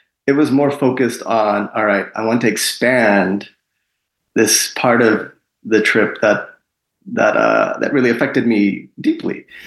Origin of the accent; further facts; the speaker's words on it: Long Island, New York, United States; also born or lived in India; I'm originally from India. I was born there. Mm-hmm. But my family moved to Long Island, New York, when I was 3 years old